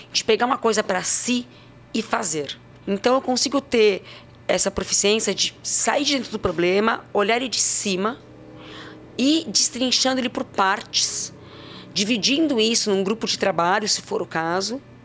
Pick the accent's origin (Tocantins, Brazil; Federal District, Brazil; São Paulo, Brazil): São Paulo, Brazil; also born or lived in Santos; nasci em Santos, uh, morei a vida inteira em São Paulo, venho de uma família portuguesa com espanhol